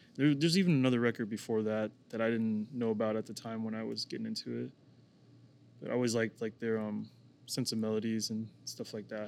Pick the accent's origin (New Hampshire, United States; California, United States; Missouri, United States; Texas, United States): Missouri, United States; Kansas City; also born or lived in Oklahoma; I was born in Kansas City, Missouri, and then James and Andy were born in Oklahoma City